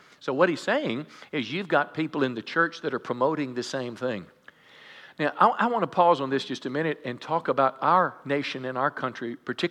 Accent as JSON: {"language": "English", "country": "United States", "said": "as American Christians."}